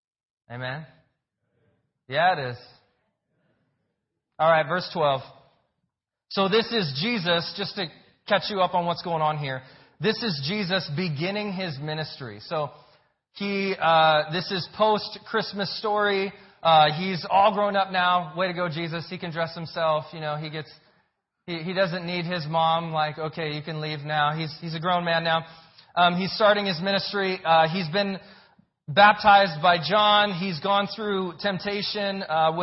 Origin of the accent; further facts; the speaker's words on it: Phoenix, Arizona, United States; now in Santee, United States; I am from Phoenix